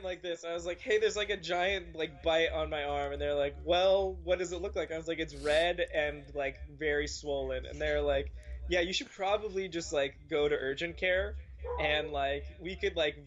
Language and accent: English; Northern California, United States; I'm from Northern California